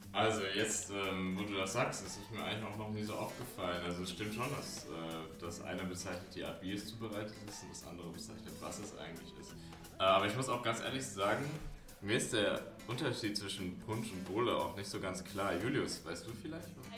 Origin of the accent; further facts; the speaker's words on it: Heidelberg, Baden-Württemberg, Germany; ich als Heidelberger